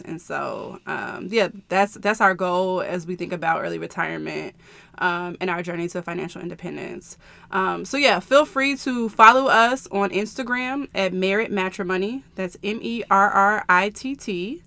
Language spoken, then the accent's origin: English; Chicago, Illinois, United States; I am from the Chicagoland area